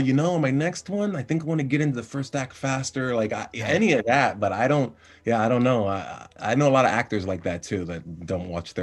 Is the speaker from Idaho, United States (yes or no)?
no; Miami, Florida, United States; Being born and raised in Miami, every season, it's 5, 6, 10 tropical storms come through.